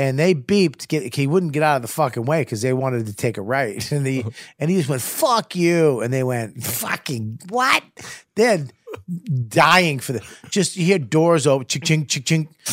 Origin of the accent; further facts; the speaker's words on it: Medford, Massachusetts, United States; I was from Medford